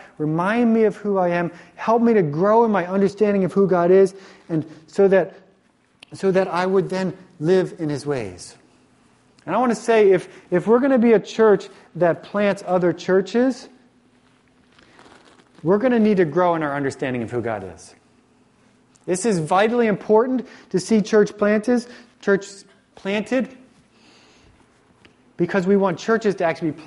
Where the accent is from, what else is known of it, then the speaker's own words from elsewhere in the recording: Virginia, United States; moved away; the church that I grew up in the South, when I went to high school in the South in Virginia